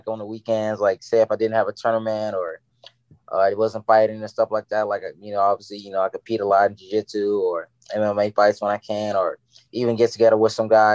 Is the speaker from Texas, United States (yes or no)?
no; Hobart, Indiana, United States; moved away as an adult; now in Milwaukee, United States; I'm from Hobart